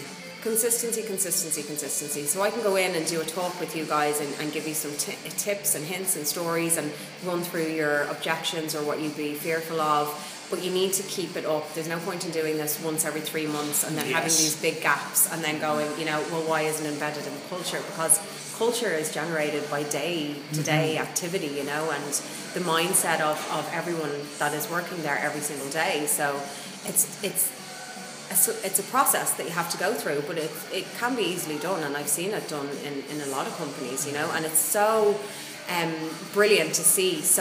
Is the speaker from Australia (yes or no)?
no; Ireland; as Irish people, we tend to kind of go through the motions quite a lot